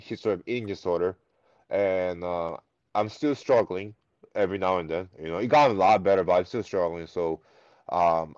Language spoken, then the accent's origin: English; United States; English is a second language; also born or lived in South Korea; growing up in America throughout my elementary and middle school years